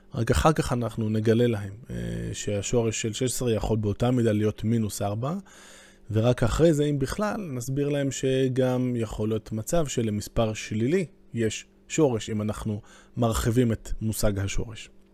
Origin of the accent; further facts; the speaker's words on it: Jerusalem, Jerusalem District, Israel; אני בתור ירושלמי